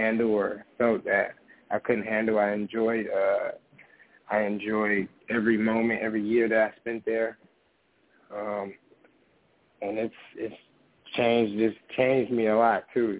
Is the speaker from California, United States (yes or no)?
no; Pontiac, Michigan, United States; growing up in Pontiac